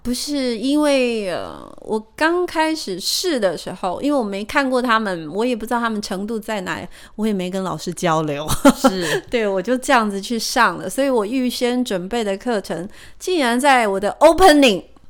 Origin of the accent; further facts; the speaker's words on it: Taiwan; 我们台湾人还是有一些许的迷信